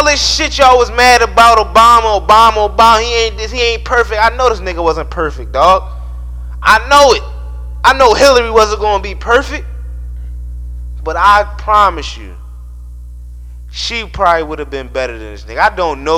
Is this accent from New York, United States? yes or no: no; Baltimore, Maryland, United States; also born or lived in Philadelphia, Pennsylvania; I'm from Philly, but, you know, I was raised in Baltimore